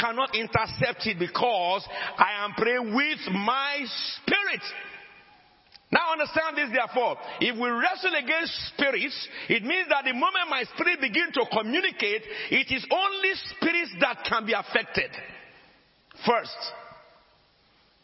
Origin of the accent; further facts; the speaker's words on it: Ashanti, Ghana; first language Ashanti Twi; English is a second language; I am a Ghanaian. I speak Ashanti.